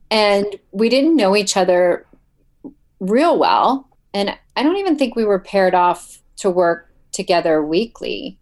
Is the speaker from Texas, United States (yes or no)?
no; Ohio, United States; I'm from Ohio